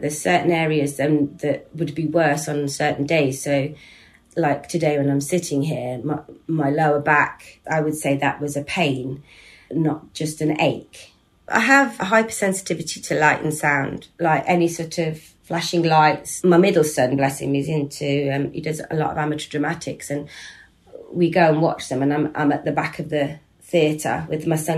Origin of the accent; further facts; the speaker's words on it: Leicestershire, East Midlands, United Kingdom; I'm 55 years old, and I was born and live in Leicestershire